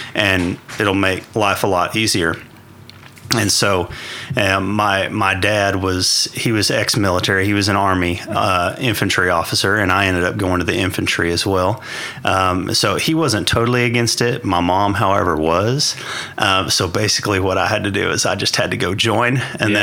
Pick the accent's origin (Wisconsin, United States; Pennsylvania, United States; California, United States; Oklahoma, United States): Oklahoma, United States; northwest; born and raised in Oklahoma, northwest Oklahoma. Uh, grew up farming and ranching